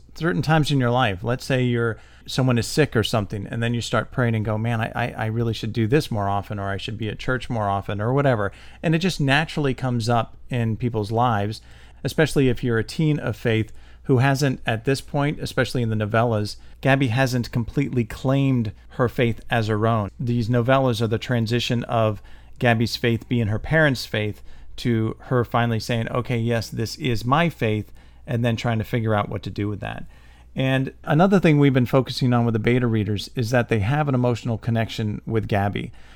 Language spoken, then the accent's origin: English; St. Petersburg, Florida, United States; I grew up in St. Petersburg